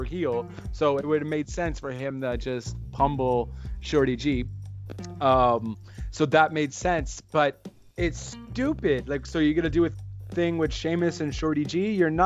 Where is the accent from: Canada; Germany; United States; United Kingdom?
Canada; Montreal, Quebec; I'm also from Montreal